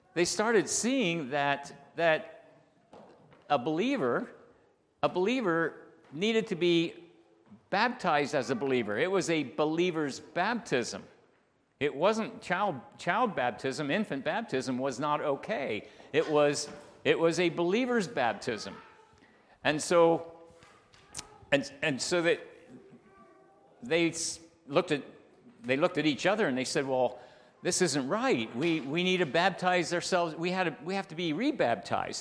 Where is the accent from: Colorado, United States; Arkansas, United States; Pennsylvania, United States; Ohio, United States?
Pennsylvania, United States; Bethel; I grew up in Bethel